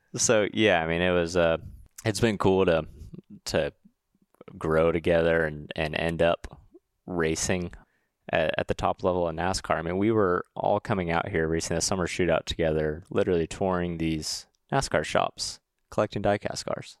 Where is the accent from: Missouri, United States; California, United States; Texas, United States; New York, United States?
California, United States; Huntington Beach; moved away; I'm from Huntington Beach, California